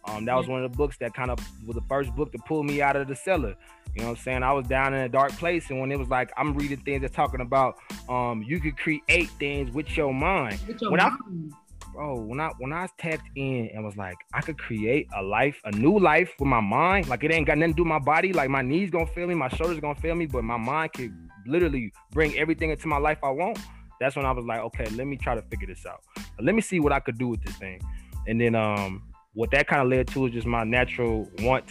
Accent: Texas, United States; also born or lived in Montana; I'm from Texas

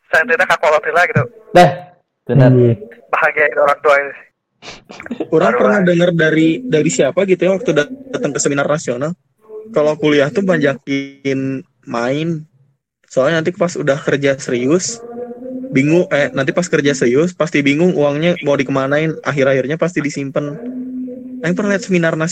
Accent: Padang, West Sumatra, Indonesia; also born or lived in Bandung / Papua; Aku aku orang Padang yang bisa bersosialisasi dengan orang Sulawesi loh, Sel.

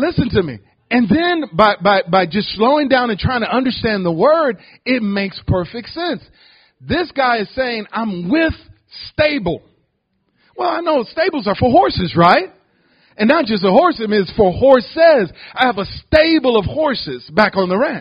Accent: Detroit, Michigan, United States; moved away as an adult; also born or lived in Ohio; now in Houston, United States; I'm a native from Detroit. I was born in Ohio, but grew up in Detroit all my life

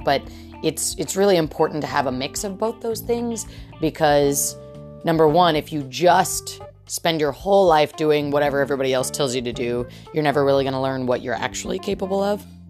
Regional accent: United States; as an American

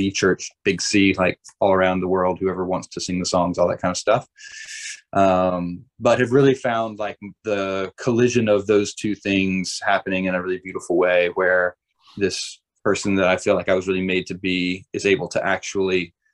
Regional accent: Georgia, United States; I grew up in South Georgia.

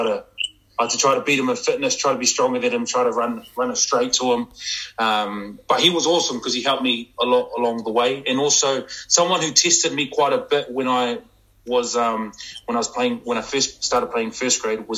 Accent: Penrith, New South Wales, Australia; I'm going to be playing for my hometown team, Penrith Panthers

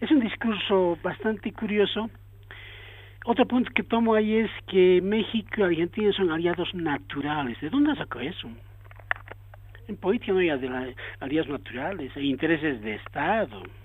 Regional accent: Bolivia; yo soy boliviano

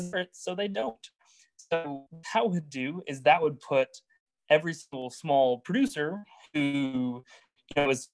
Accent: Oklahoma, United States; I'm from Oklahoma. I'm from a pretty rural area.

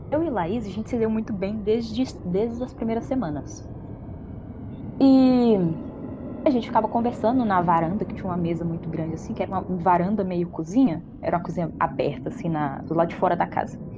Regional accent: Minas Gerais, Brazil; also born or lived in Florestal; eu sou de Minas e eu tava morando, né, em 2017, fui pra faculdade fui para essa cidade que é uns 45 quilômetros da onde eu tô atualmente, que é Florestal.

